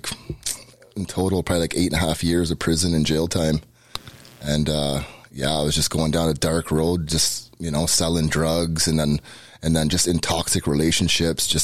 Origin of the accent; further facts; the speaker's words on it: Peterborough, Ontario, Canada; moved away as an adult; now in Hamilton, Canada; I grew up Catholic, born and raised in Peterborough